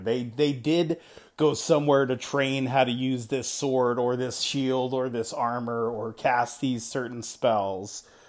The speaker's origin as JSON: {"language": "English", "region": "East Coast", "country": "United States", "tie": "born or raised there", "moved": "yes", "said": "growing up on the East Coast"}